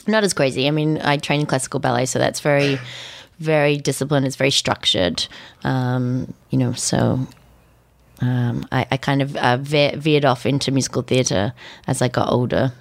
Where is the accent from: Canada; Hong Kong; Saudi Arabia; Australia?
Australia; moved away as an adult; also born or lived in London / New York; growing up in Australia